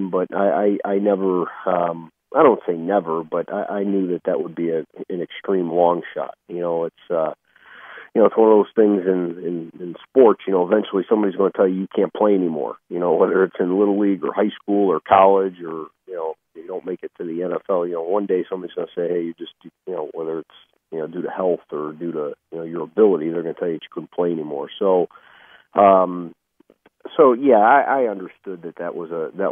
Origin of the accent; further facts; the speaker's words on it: Chicago, Illinois, United States; I grew up in Chicago